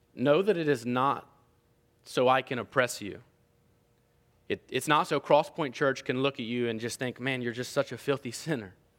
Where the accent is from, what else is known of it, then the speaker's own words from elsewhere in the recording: Appalachia, United States; growing up where I grew up in Appalachia